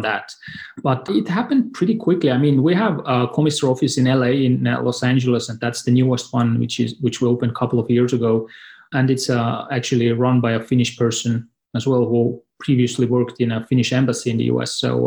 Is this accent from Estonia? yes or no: yes; Estonia; I'm from Estonia, and it's a neighboring country